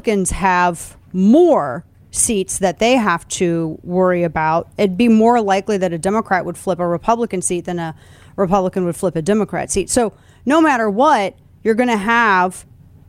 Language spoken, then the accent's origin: English; Missouri, United States; my home state of Missouri